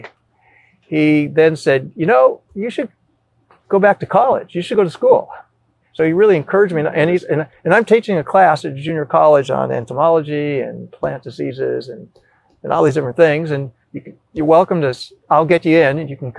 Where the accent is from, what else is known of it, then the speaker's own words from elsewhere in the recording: California, United States; moved away as an adult; I was from California